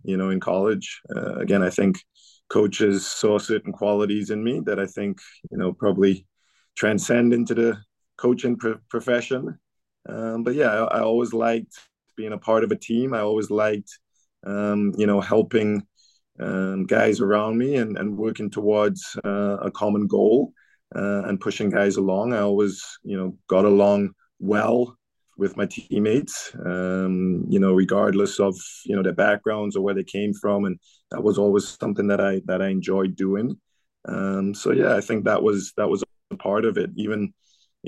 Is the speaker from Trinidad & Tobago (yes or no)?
yes; Trinidad & Tobago; moved away as an adult; now in United States; I grew up in Trinidad.